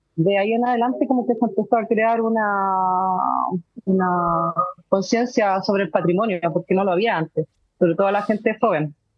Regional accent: Valparaíso, Chile; yo soy porteña, yo soy de Valparaíso

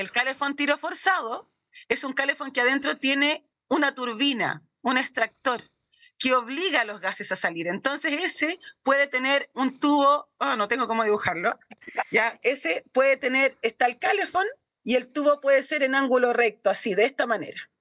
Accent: Santiago, Santiago Metropolitan Region, Chile; moved away as an adult; now in Puerto Montt, Chile; somos oriundos de Santiago también. Llevamos dos a tres años acá más o menos

